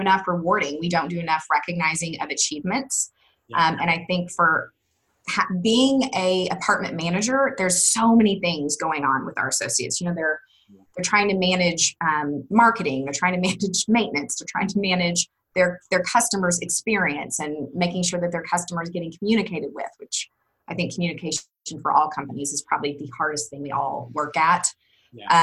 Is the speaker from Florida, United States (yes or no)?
no; Wichita, Kansas, United States; moved away as an adult; now in Austin, United States; I'm originally from Wichita, Kansas